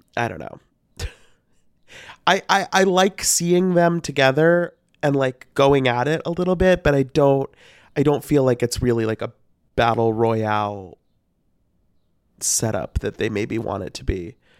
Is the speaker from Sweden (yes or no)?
no; Missouri, United States; I'm from Missouri